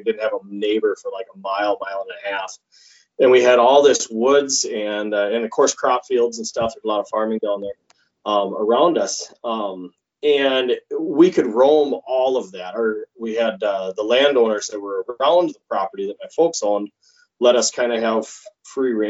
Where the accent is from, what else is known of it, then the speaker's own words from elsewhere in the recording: Wykoff, Minnesota, United States; now in Detroit Lakes, United States; I grew up southeast of Rochester, a little teeny community called Wyckoff.